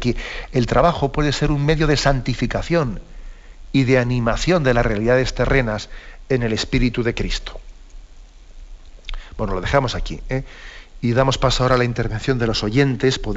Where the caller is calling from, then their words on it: Madrid, Community of Madrid, Spain; de Madrid.